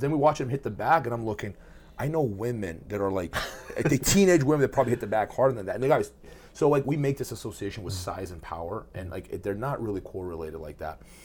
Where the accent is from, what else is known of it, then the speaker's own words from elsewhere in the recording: Brazil; moved away; I grew up in Brazil